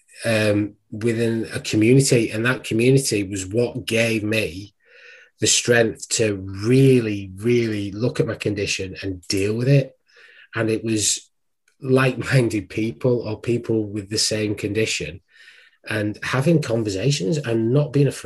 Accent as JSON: {"language": "English", "town": "Wigan", "region": "North West England", "country": "United Kingdom", "also_born_or_lived": "Worcester", "moved": "yes", "said": "I'm actually from Wigan."}